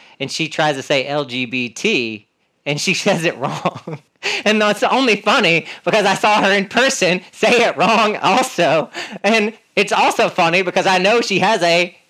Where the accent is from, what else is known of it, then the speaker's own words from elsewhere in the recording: North Carolina, United States; I'm from North Carolina